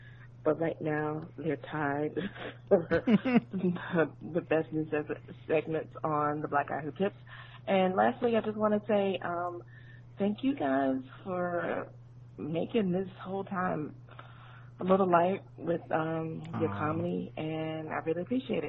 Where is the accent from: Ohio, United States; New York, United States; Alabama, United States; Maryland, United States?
Alabama, United States; Birmingham; born there; He's from Birmingham. I was born in Birmingham. I love him.